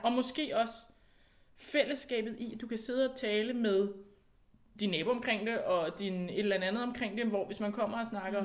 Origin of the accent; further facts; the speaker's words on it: Denmark; now in Italy; vi måske danskere i Italien, der producerer vin i Italien